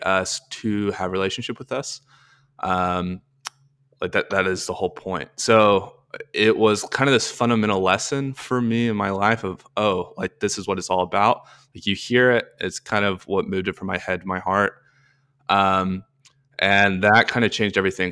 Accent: Arkansas, United States; moved away; I'm from Arkansas originally, went to the University of Arkansas

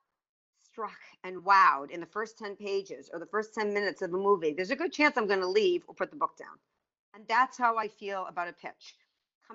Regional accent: East Coast, United States; now in California, United States; I'm from the East Coast

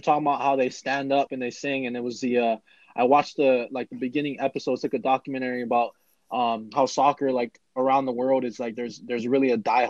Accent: Hawaii, United States; also born or lived in Minnesota; now in Minneapolis, United States; I'm originally from Hawaii.

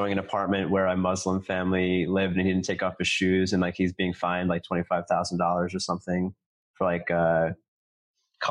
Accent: New York City, New York, United States; I grew up in New York City

